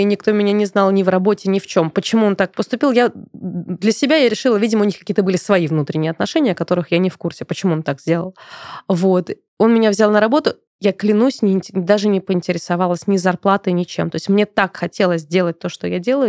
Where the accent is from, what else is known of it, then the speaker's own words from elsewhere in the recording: Moscow, Russia; я родилась и выросла в Москве